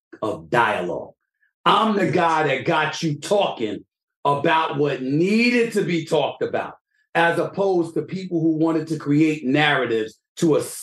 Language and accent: English; New York City, New York, United States; I'm from the streets of New York City, bro.